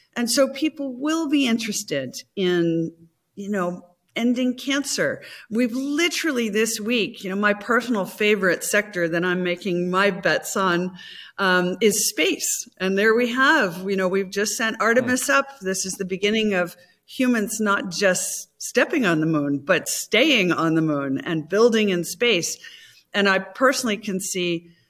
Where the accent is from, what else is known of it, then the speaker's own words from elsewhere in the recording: United States; as an American